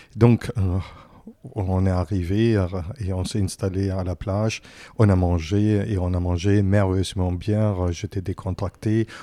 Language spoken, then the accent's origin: French; Berlin, Germany; French is a second language; moved away as an adult; now in Paris, France; je, viens de, Berlin, mais euh, j'habitais aussi encore dans des autres endroits. Et maintenant, j'habite plus ici à Paris que dans mon propre, propre pays